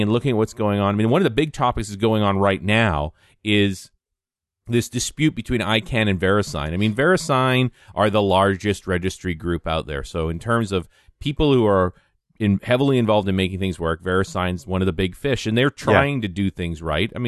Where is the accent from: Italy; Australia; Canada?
Canada; I'm a Canadian